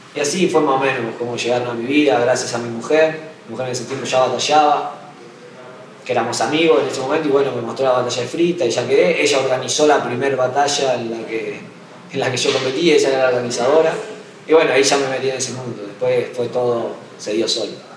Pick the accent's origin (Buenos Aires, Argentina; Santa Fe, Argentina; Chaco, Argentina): Santa Fe, Argentina; Gálvez; also born or lived in Coronda; yo no nací en Coronda, viví como hasta los 15 años en Galve, que es donde vive mi vieja y, y todos mis hermanos